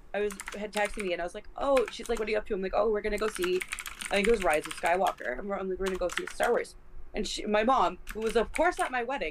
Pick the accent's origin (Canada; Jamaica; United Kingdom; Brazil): Canada; about 3 hours by bus from Toronto, Ontario; moved away; my hometown is about 3 hours by bus from Toronto